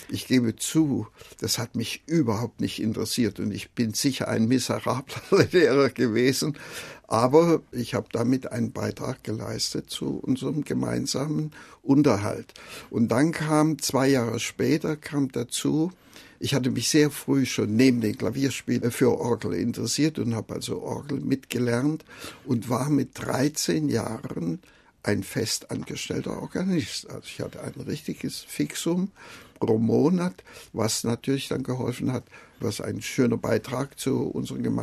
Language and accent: German; Jena, Thuringia, Germany; also born or lived in Gera; ich bin im kleinen Dorf bei Gera geboren, aber das war dann, weil mein Vater zu Zeiss eine Anstellung bekam, sind wir nach Jena gezogen und dann habe ich also in Jena dann auch mhm. meine Schulzeit gehabt.